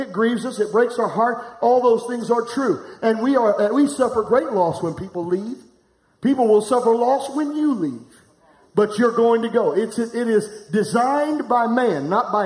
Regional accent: Florence, United States; I'm from Florence.

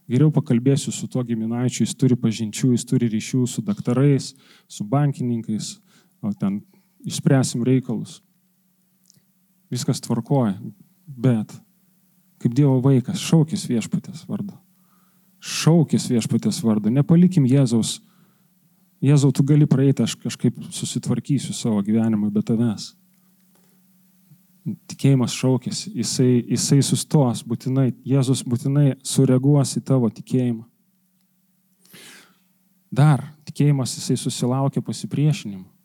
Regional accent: Lithuania; Mes lietuviai esam santūrus

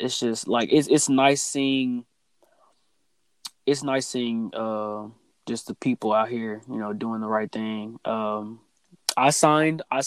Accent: United States; This is where I was born. This is where I was raised

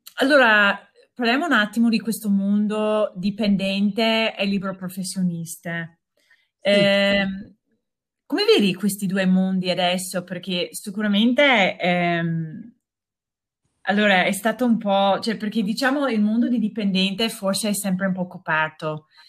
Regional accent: United States; Italian is a second language; moved away as an adult; now in Verona, Italy; io sono americana e sono arrivata a Verona quasi dieci anni fa

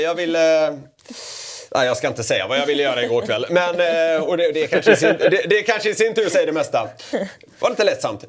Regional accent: Gothenburg, Västra Götaland, Sweden; som göteborgare

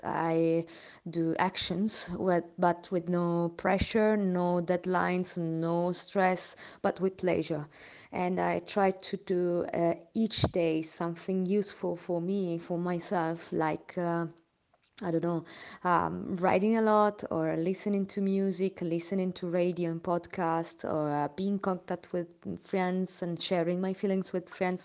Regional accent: Milan, Lombardy, Italy; English is a second language; I'm Italian. I'm from Milan

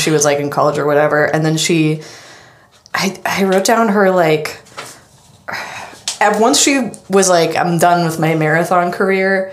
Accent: Oregon, United States; I'm from Oregon. I went to University of Oregon

